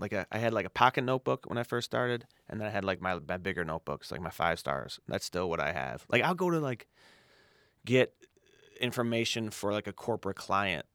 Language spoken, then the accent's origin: English; Chicago, Illinois, United States; I grew up on the south side of Chicago in Morgan Park